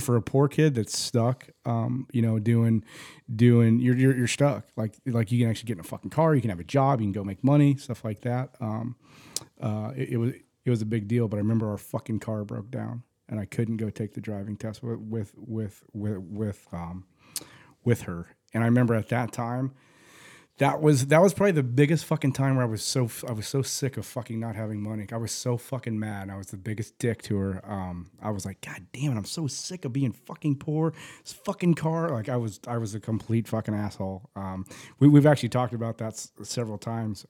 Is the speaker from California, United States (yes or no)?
no; Phoenix, Arizona, United States; also born or lived in Tempe, Arizona; I was born in Saint Joe's. We lived in South Phoenix